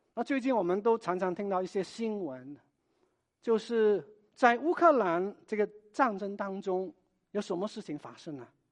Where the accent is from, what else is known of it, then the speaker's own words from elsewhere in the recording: Hong Kong; moved away; 我也是来自香港的